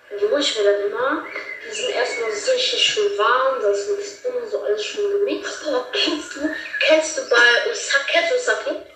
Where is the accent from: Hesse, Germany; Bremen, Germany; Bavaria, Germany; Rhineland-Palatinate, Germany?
Rhineland-Palatinate, Germany; ich komme aus Rheinland-Pfalz, das ist in Österreich